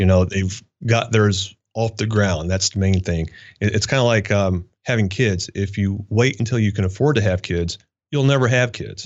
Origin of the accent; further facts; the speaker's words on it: Kentucky, United States; moved away as an adult; I was raised in Kentucky, okay? Small town